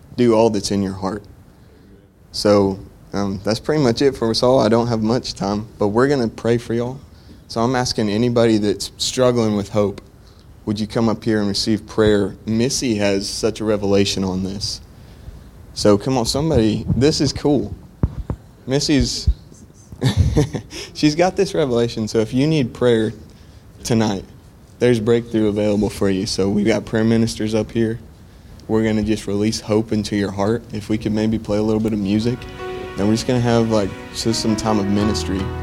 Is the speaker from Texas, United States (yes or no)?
yes; Plainview, Texas, United States; I'm from Plainview, Texas. That's in between Lubbock and Amarillo, up there in the panhandle.